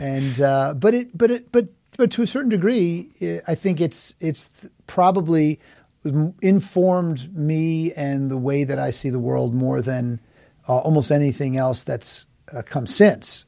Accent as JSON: {"language": "English", "town": "New York City", "region": "New York", "country": "United States", "tie": "born or raised there", "said": "I was born and raised in Manhattan"}